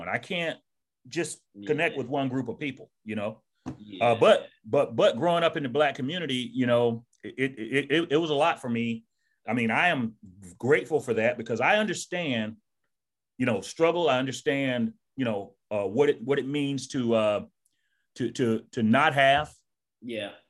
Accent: Georgia, United States; this is not how I spoke when I was a, a young man growing up in Georgia. I, I used a lot of slang. Yeah. You know, from the South, man.

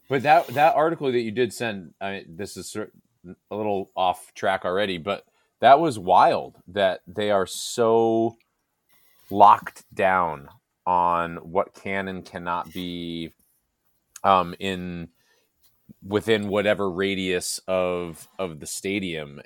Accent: Northern New Jersey, United States; I grew up in New Jersey

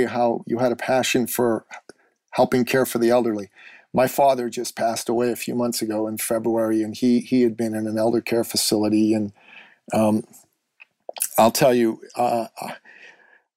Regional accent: Iran; moved away; I'm actually originally from the Middle East. I'm from Iran.

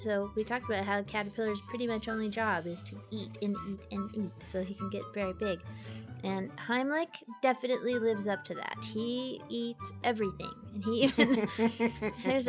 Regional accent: United States; I'm an American.

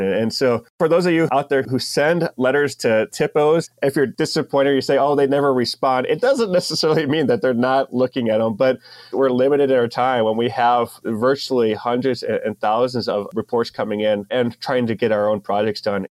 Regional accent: Ohio, United States; also born or lived in San Diego area; now in North Dakota, United States; growing up in Ohio

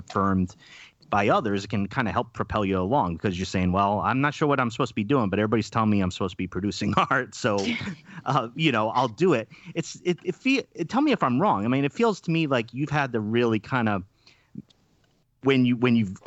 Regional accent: Rhode Island, United States; also born or lived in Madison, Wisconsin / Milwaukee, Wisconsin; now in Oregon, United States; I'm in Oregon, but I'm from the East Coast. I'm from Rhode Island

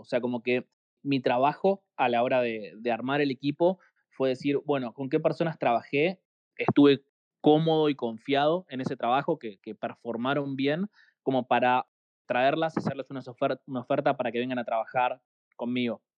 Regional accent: Argentina; como somos de acá

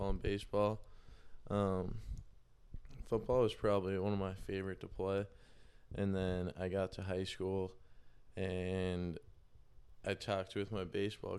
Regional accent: North Andover, Massachusetts, United States; I'm from North Andover, Mass

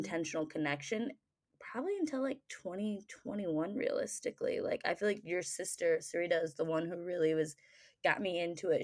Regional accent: Michigan, United States; I grew up in Michigan, so our family went camping a lot

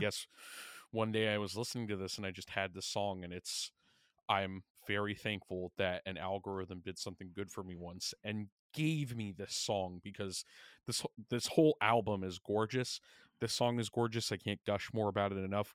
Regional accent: Long Island, New York, United States; we're both from Long Island

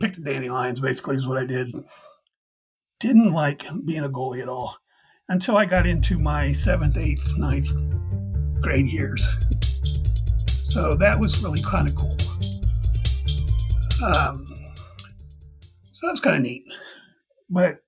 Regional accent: Dayton, Ohio, United States; I'm from Dayton, Ohio.

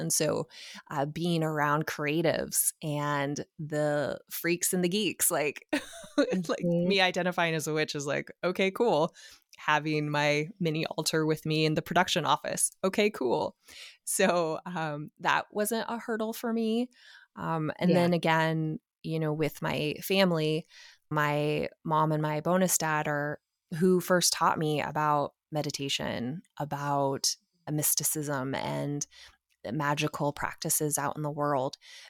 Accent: Portland, Oregon, United States; You know, I was raised in Portland, Oregon. Like, that's a pretty liberal space.

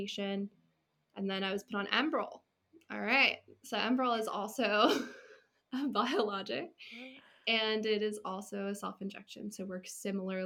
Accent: California, United States; moved away as an adult; also born or lived in Washington State; I'm from California, and I went to school in Washington State.

